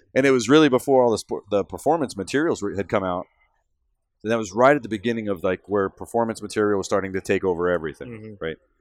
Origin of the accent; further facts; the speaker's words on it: Central Texas, United States; now in Michigan, United States; I'm from Central Texas. For those of you that don't know me, I'm a native Texan that's now living in Michigan